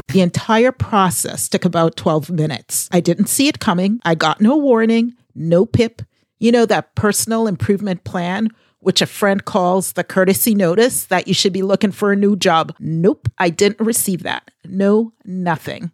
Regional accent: Boston, Massachusetts, United States; I am from the Boston area

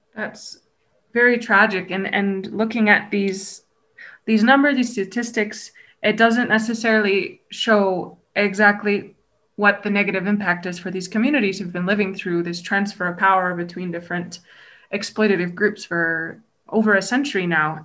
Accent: Canada; I am Canadian myself

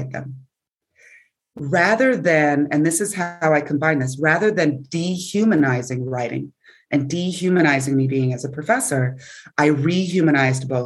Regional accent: California, United States; moved away as an adult; also born or lived in Florida / Buffalo; I'm coming from California, where I'm originally from.

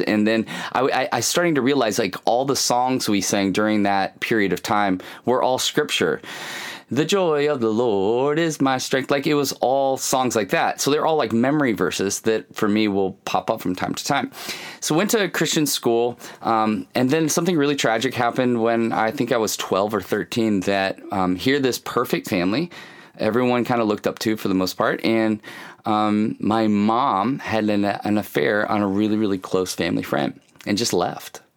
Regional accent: Kalamazoo, Michigan, United States; I grew up in Kalamazoo, Michigan. I was born in Kalamazoo, Michigan

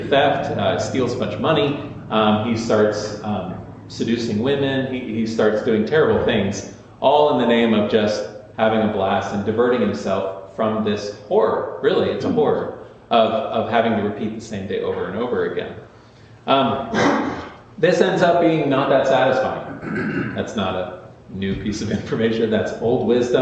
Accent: DuBois, Pennsylvania, United States; I was born in Dubois, Pennsylvania

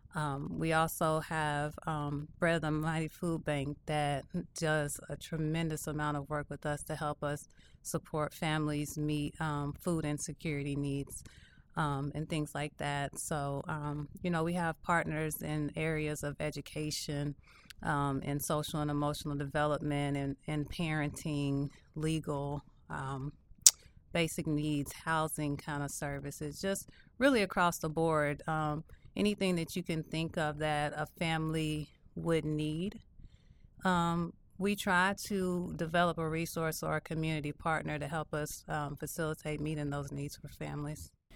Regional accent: Louisville, Kentucky, United States; moved away; I am originally from Louisville, Kentucky, born and raised

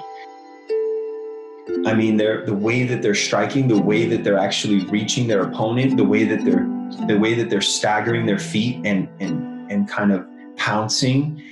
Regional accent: United States; I'm from the United States

